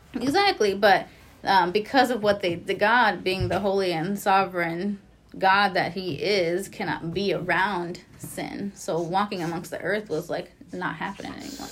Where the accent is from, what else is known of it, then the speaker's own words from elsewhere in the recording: Lawrence, United States; I grew up in Lawrence